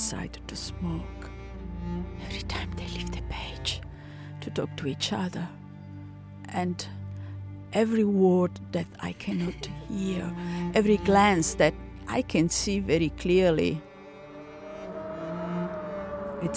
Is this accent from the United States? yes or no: no; Italy; moved away as an adult; also born or lived in Berlin, Germany; I am attending uni in my hometown in Italy